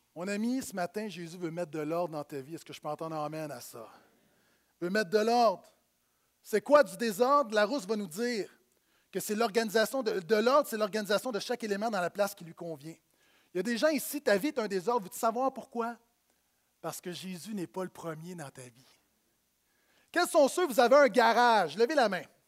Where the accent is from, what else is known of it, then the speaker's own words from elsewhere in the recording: Quebec, Canada; je viens d'ici, euh, mais mes ancêtres viennent de France.